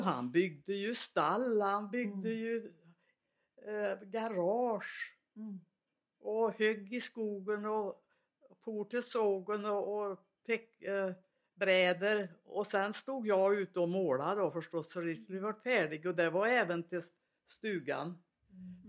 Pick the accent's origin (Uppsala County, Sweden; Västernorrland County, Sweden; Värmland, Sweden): Värmland, Sweden; Svanskog; accent: Värmland; jag är värmlänning, det hörs väl lång väg.